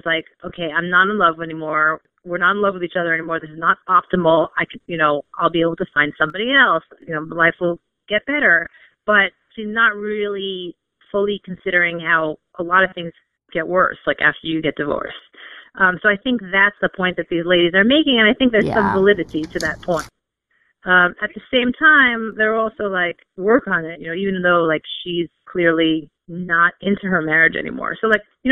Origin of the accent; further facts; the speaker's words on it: New York, United States; I'm from New York